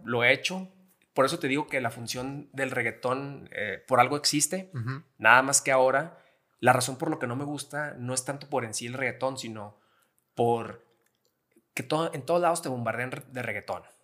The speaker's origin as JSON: {"language": "Spanish", "town": "Gómez Palacio", "region": "Durango", "country": "Mexico", "said": "soy de Gómez Palacio Durango, lagunero 100%"}